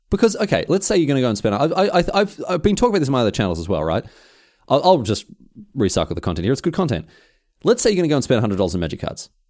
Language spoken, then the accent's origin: English; Melbourne, Victoria, Australia; fellow Australian, fellow Mel-, Melbourneian